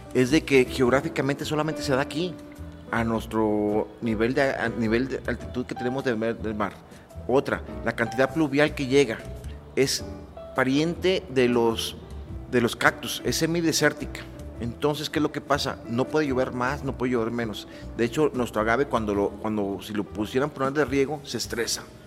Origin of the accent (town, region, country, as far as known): Mexico